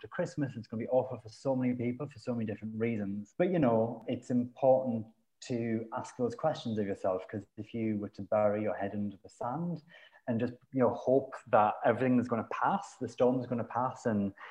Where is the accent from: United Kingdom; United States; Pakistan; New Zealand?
United Kingdom; Sunderland, North East England; now in London, United Kingdom; I come from Sunderland, which is a city that's by the sea, and you can see the sea from my house.